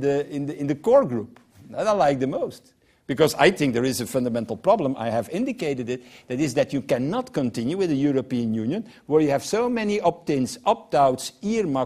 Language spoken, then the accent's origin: English; Belgium; I'm from Belgium